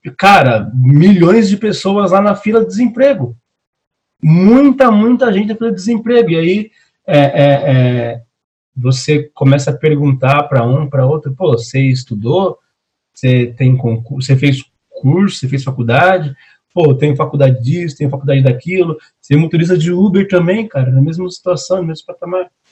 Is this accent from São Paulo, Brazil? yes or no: yes; São Paulo, Brazil; não sou carioca, eu sou paulista